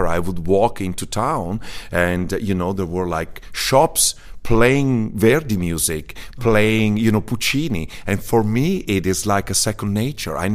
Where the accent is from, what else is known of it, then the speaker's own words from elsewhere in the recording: Ciudad Bolívar, Bolívar, Venezuela; born there; I was born in Venezuela as, uh, by mistake.